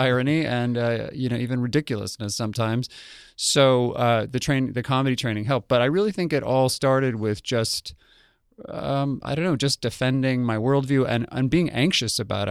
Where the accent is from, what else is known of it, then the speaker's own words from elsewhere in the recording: Albuquerque, New Mexico, United States; moved away; I grew up in Albuquerque, New Mexico